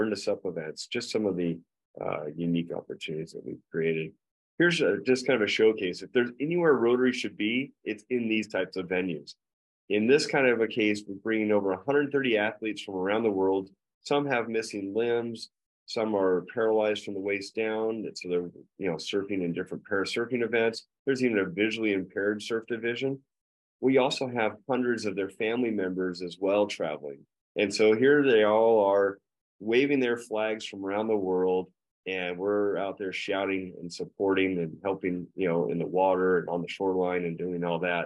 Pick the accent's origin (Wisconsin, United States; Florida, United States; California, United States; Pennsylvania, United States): California, United States; Encinitas; my hometown of Encinitas